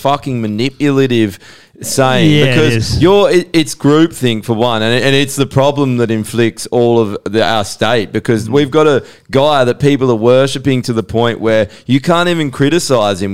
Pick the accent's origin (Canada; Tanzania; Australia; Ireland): Australia; We're Australian. We're all fucking Australian